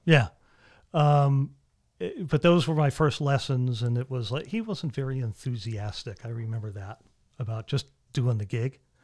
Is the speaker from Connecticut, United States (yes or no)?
yes; Avon, Connecticut, United States; I'm from Avon, Connecticut